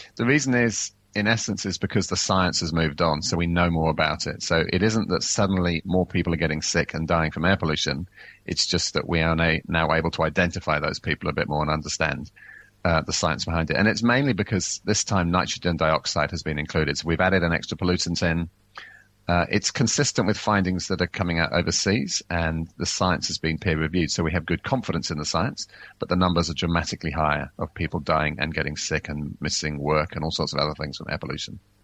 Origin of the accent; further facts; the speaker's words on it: England, United Kingdom; now in New Zealand; I grew up in England